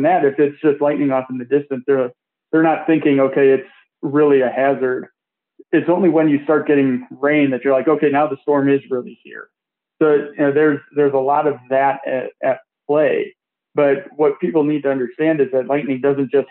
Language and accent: English; Detroit, Michigan, United States; my hometown Tigers